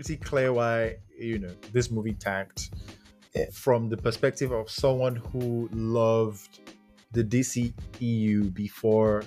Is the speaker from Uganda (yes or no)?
no; Nigeria; I'm a Nigerian